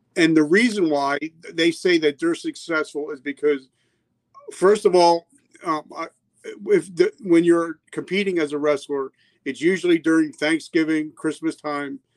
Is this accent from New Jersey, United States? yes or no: yes; New Jersey, United States; moved away; also born or lived in South Carolina; I grew up in New Jersey